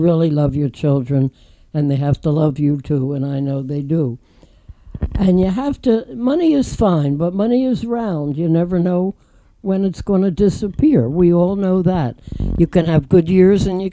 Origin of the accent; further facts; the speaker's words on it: Philadelphia, Pennsylvania, United States; moved away; I'm from Philadelphia